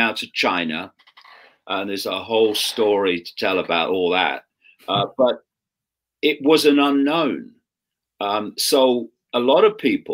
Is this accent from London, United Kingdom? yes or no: no; Leicester, East Midlands, United Kingdom; I grew up in Leicester in the 1950s, 1960s, in a Labour Party household.